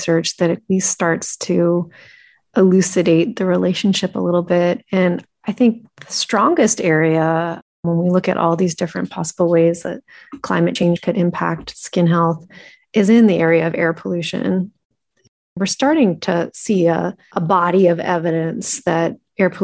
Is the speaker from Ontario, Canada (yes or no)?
no; Vancouver, British Columbia, Canada; also born or lived in California; I am from Vancouver, Canada, so up the road from Seattle